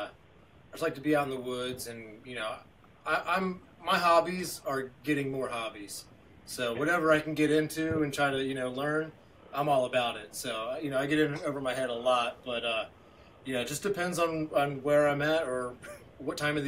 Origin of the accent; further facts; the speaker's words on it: Front Royal, Virginia, United States; I grew up in Front Royal, Virginia, which is the next county over from Clark County